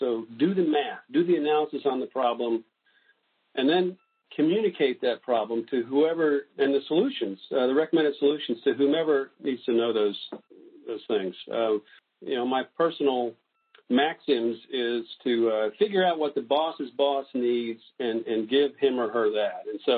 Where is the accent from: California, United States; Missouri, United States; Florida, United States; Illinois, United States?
Florida, United States; also born or lived in various places; I would say I grew up in North Florida, mostly in the Florida Panhandle. Lived there for over 40 years, and so I think of myself as a Floridian.